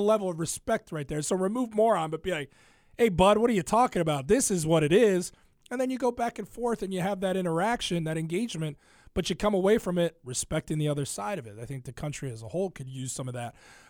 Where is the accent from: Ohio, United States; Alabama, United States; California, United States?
Ohio, United States; now in Chicago, United States; I grew up in Ohio, and Cincinnati's their sports talk radio, but it's not the beast that it is in Chicago.